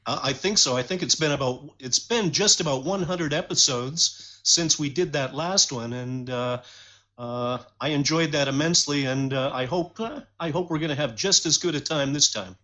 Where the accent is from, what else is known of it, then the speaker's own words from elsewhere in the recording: Detroit, Michigan, United States; now in London, Canada; I was raised in Detroit. I was actually born in Detroit in 1960